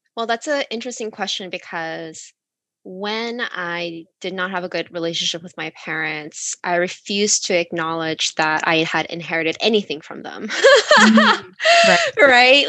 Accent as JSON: {"language": "English", "country": "United States", "tie": "born or raised there", "said": "when I was growing up in America"}